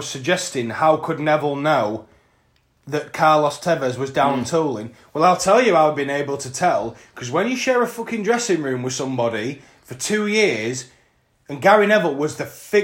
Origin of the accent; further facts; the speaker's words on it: Scunthorpe, Yorkshire and the Humber, United Kingdom; we are from Scunthorpe, which is a steel-making town in North East North Lincolnshire.